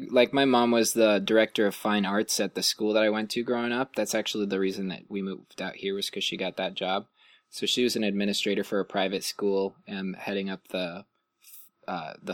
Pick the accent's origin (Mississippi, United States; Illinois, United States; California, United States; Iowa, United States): Illinois, United States; born there; also born or lived in Ohio; Um, I was originally from the East Coast. I was born in Illinois.